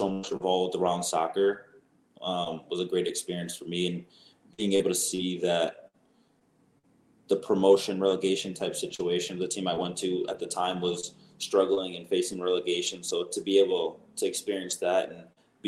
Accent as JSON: {"language": "English", "town": "Chicago", "region": "Illinois", "country": "United States", "tie": "born or raised there", "also_born_or_lived": "Michigan", "said": "growing up in the Midwest, the Chicago area especially"}